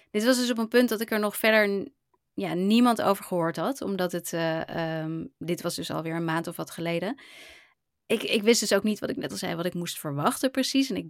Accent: Hawaii, United States; gewoon uit Hawaii en niet uit Japan zelf.

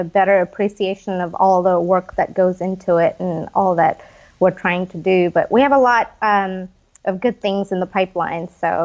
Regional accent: India; moved away; I grew up in India

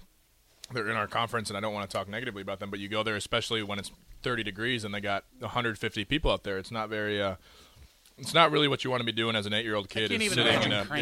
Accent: Edina, Minnesota, United States; I'm from Edina, Minnesota, which is technically the hockey capital of the world.

